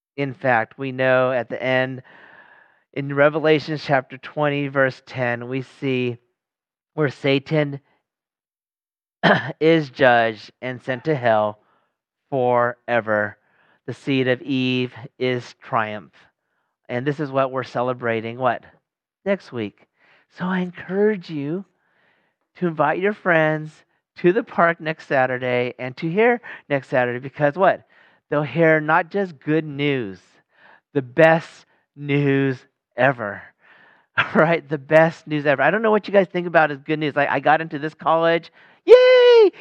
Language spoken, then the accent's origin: English; Sacramento, California, United States; my hometown, Sacramento